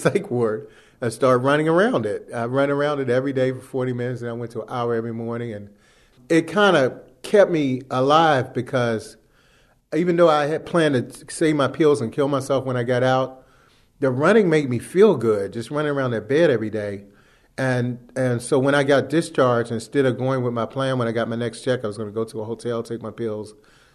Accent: Washington, District of Columbia, United States; I'm from Washington, D.C. I was born in Columbia Hospital, not far from here, Columbia Women's Hospital.

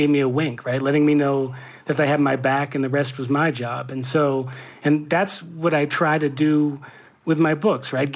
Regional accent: Brookline, Massachusetts, United States; also born or lived in Boston; I grew up in Brookline, Massachusetts. I was born in Boston.

